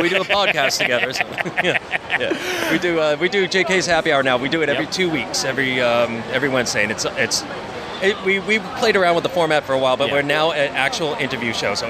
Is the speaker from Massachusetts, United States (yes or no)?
no; Long Beach, California, United States; also born or lived in New York; now in California, United States; I'm originally from Long Beach before I moved to New York.